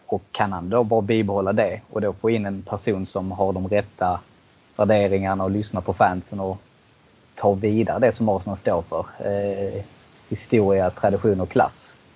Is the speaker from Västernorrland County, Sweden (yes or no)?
no; Eslöv, Skåne, Sweden; jag är ju själv från Eslöv